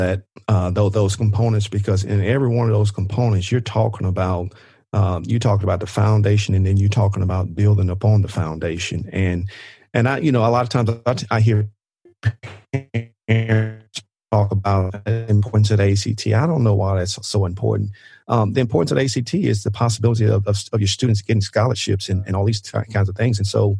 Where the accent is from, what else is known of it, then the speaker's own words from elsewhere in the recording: Mississippi, United States; I can remember in high school, I grew up in the Mississippi Delta